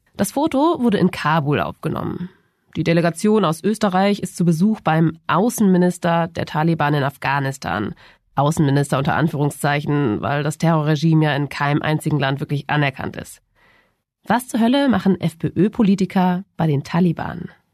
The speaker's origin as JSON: {"language": "German", "country": "Germany", "said": "bei uns in Deutschland"}